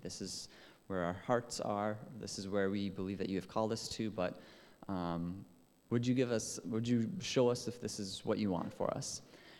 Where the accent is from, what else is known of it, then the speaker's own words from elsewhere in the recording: Minnesota, United States; accent: Minnesotan; I grew up in northern Minnesota. I've lost most of my accent, but it still comes out every once in a while if I am around people, especially with a little bit of a Canadian or Minnesotan.